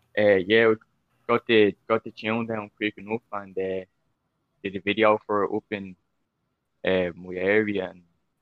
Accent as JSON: {"language": "English", "town": "Dublin", "region": "Leinster", "country": "Ireland", "said": "I'm a rapper from Ireland, Dublin 5."}